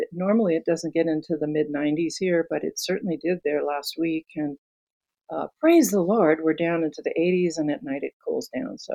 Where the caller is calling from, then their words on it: Santa Fe, New Mexico, United States; I'm a she, her, and I am coming from Santa Fe, New Mexico.